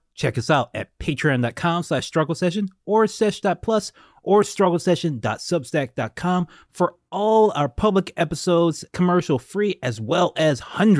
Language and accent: English; Baton Rouge, Louisiana, United States; Oh, yeah. … is from my hometown. Baton Rouge, Louisiana.